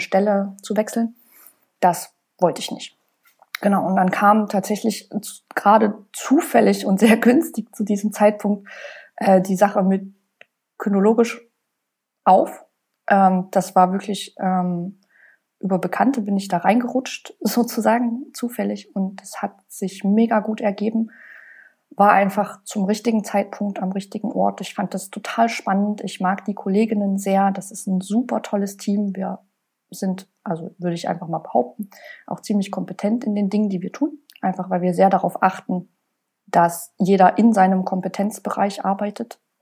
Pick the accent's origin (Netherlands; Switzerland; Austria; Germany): Germany; Leipzig, Saxony; ich komme ja aus Leipzig und ich wollte auch unbedingt hier bleiben